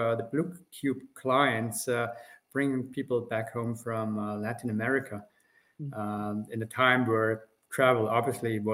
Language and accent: English; Austria; accent: Austrian; now in Germany; as you can hear from my accent, I'm originally Austrian. I work in Germany now